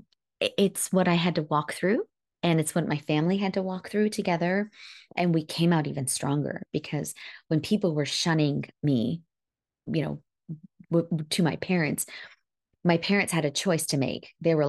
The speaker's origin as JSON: {"language": "English", "country": "India", "said": "I think as an Indian woman, that was the most embarrassing thing."}